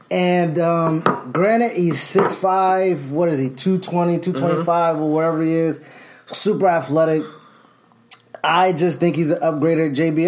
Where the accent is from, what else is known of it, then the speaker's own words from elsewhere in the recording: Alabama, United States; He's Texas. I'm from Alabama.